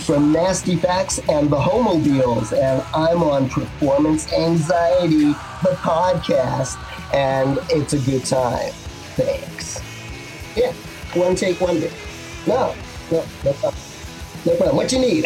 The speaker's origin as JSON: {"language": "English", "town": "New York City", "region": "New York", "country": "United States", "said": "I'm from Brooklyn"}